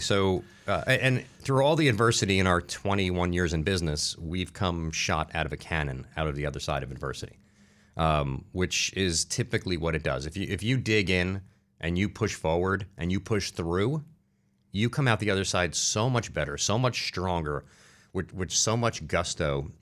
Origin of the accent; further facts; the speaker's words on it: Newark, New Jersey, United States; also born or lived in Irvington, New Jersey; I grew up in New Jersey. Like I said, I grew up in Newark, in, uh, Irvington.